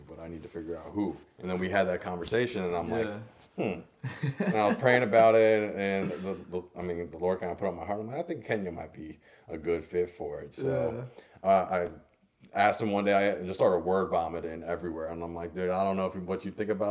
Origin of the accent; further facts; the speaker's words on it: Cincinnati, Ohio, United States; moved away as an adult; also born or lived in Durham, North Carolina; now in Greenville, United States; I grew up in Cincinnati, Ohio